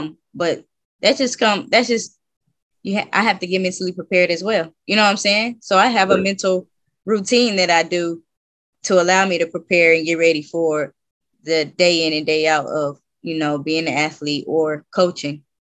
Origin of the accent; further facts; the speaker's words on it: West Coast, United States; Especially for me, it was because I'm coming from the West Coast to the South.